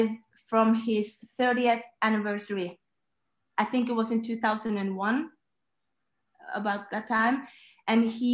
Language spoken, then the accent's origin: English; Norway; I'm 27 years old and I'm from Norway